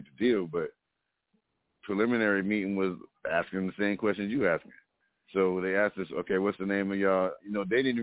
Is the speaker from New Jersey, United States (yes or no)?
yes; East Orange, New Jersey, United States; I grew up in East Orange